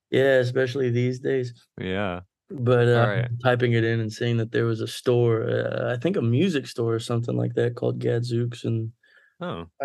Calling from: Plano, Texas, United States; Uh, right now I'm in Plano, Texas.

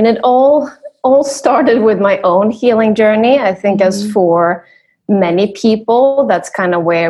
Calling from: Sweden; Yes, so I am right now back in Sweden.

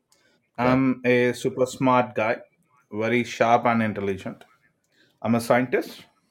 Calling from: India; I'm calling you from India. I'm an Indian.

